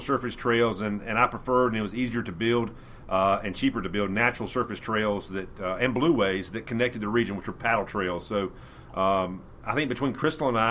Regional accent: Stanly County, North Carolina, United States; I grew up in Stanley County, off Valley Drive near Marr Mountain State Park

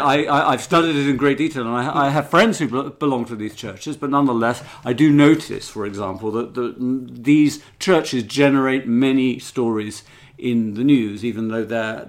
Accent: Reading, South East England, United Kingdom; I grew up in Reading, where there were lots and lots of Poles, and there was a Polish church

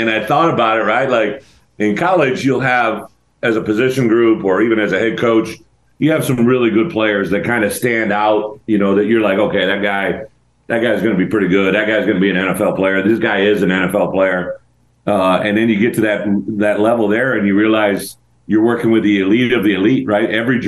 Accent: Illinois, United States; I'm from Illinois originally, right?

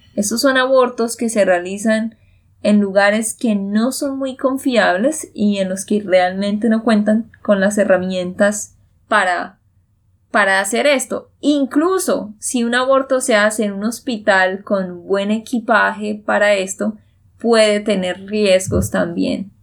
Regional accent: Santander, Colombia; de Santander, Colombia

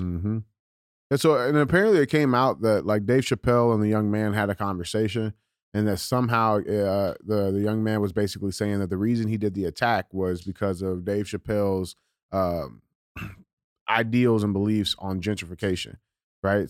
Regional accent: United States; we as the American people

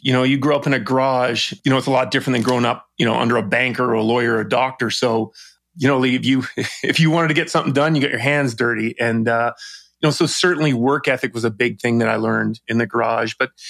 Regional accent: British Columbia, Canada; It was just something you do as a Canadian. And, it was very interesting, right? You don't, Vancouver Island is very obviously isolated.

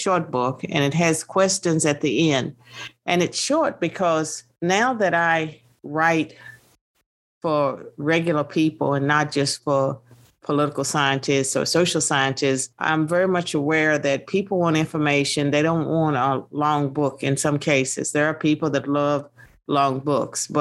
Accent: Virginia, United States; born and raised in Virginia

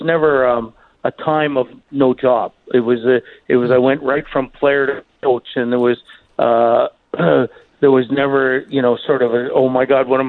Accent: Toronto, Ontario, Canada; moved away; growing up in Toronto

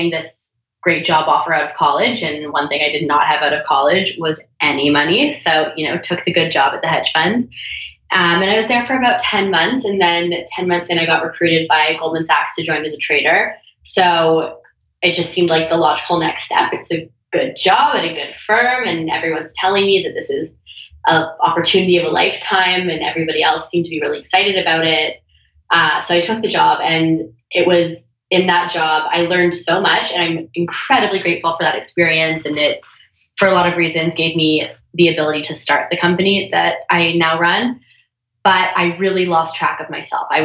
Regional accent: Toronto, Ontario, Canada; now in Venice, United States; Toronto, Canada.

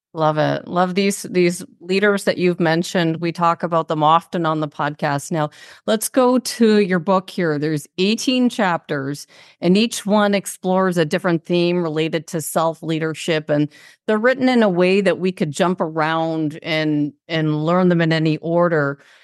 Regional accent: Toronto, Ontario, Canada; we're both from Toronto

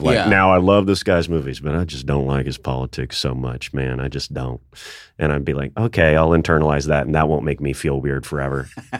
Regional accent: Nashville, Tennessee, United States; I'm from Nashville, Tennessee.

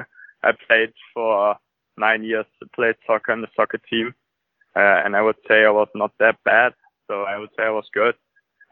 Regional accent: Tönisvorst, North Rhine-Westphalia, Germany; English is a second language; I grew up in Tönes Forst. It's a small town near Krefeld and Düsseldorf

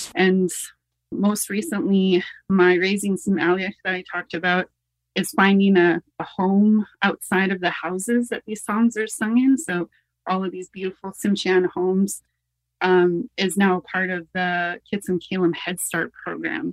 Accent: United States; moved away as an adult; now in Canada; born in the in the States

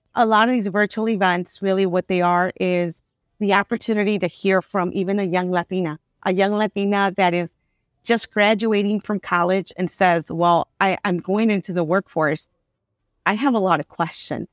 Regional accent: Chicago, Illinois, United States; I grew up in Little Village, and in Little Village, there are many business owners on twenty-sixth Street, thirty-first Street

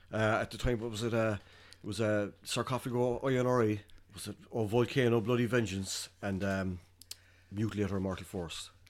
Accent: Carrigaline, Munster, Ireland; I'm from outside the city. I grew up in, uh, born and raised in Carrigaline.

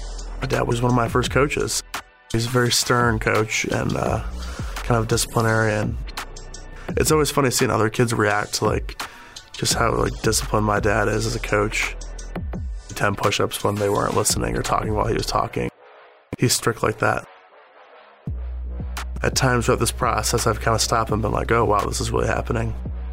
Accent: Park Ridge, Illinois, United States; offensive lineman, Northwestern University. I'm from Park Ridge, Illinois. Grew up a Packers fan in Chicago, which was kind of fun, living and dying with the Packers.

